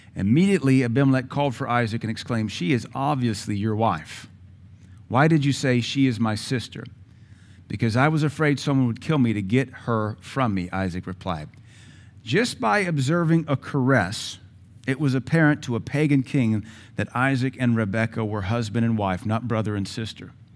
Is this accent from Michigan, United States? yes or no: no; Seattle, Washington, United States; I grew up in Seattle